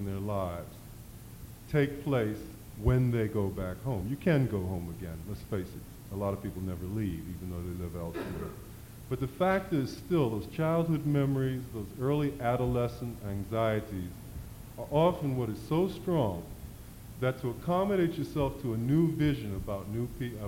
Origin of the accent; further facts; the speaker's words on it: Baltimore, Maryland, United States; I'm from Baltimore. I was reared under segregation